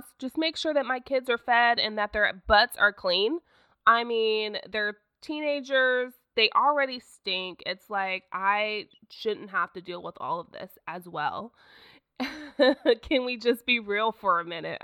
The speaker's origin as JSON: {"language": "English", "region": "Oklahoma", "country": "United States", "also_born_or_lived": "Broken Arrow, Oklahoma", "said": "I am from Oklahoma, and I live in a town called Broken Arrow."}